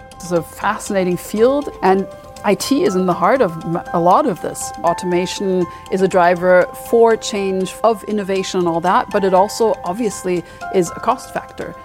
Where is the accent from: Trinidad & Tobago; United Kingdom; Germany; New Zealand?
Germany; moved away as an adult; also born or lived in Mainz, Germany / Freiburg, Germany / Sweden / Paris, France; I'm from Batomburg originally. That's, uh, close to Frankfurt. That's where I grew up and went to school.